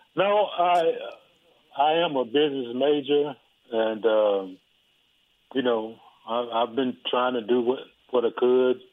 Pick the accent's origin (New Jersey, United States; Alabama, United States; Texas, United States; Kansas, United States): Texas, United States; Dallas; also born or lived in Houston, Texas; I was born in Parkland Hospital